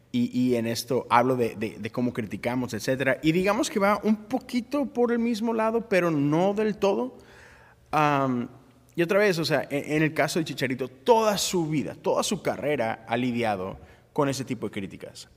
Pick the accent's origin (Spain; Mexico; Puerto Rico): Mexico; como mexicano